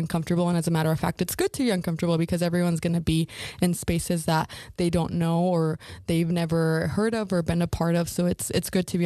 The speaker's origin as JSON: {"language": "English", "region": "Idaho", "country": "United States", "moved": "as an adult", "lives_now": "Ogden, United States", "said": "I'm actually from Idaho, so I'm not a Utah native"}